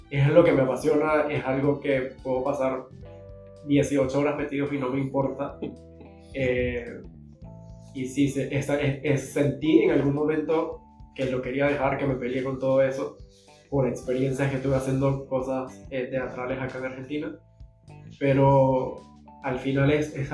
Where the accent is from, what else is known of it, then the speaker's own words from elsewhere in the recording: Venezuela; Y, y normalmente como venezolanos huimos a ese tipo de emociones.